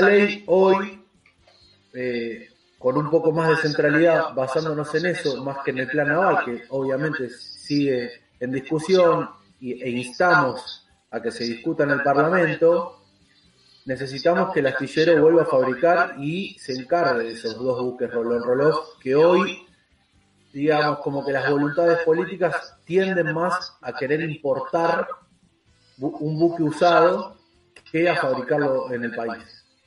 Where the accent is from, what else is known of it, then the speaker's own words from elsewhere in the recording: Argentina; Nosotros, como argentinos